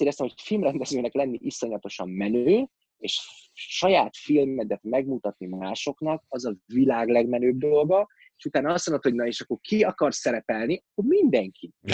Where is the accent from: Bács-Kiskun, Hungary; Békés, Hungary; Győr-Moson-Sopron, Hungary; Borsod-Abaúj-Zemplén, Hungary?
Borsod-Abaúj-Zemplén, Hungary; Miskolc; born or raised there; moved away as an adult; also born or lived in Budapest